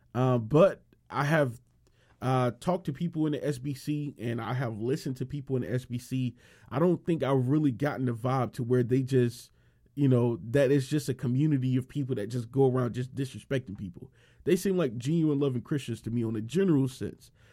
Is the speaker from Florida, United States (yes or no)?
yes; Miami, Florida, United States; I was born and raised in Miami and Miami, Florida